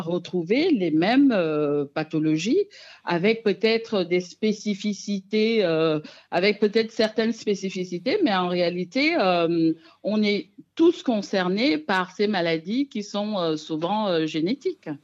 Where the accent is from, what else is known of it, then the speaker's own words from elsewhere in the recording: Cameroon; moved away; also born or lived in France; particulièrement au Cameroun, qui est donc mon pays d'origine